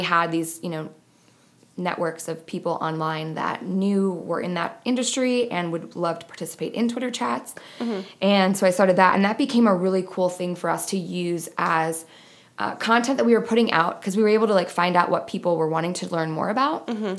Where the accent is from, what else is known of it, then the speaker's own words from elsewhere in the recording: New York, United States; moved away as an adult; also born or lived in Buffalo; now in Phoenix, United States; I'm originally from New York. I went to college in Buffalo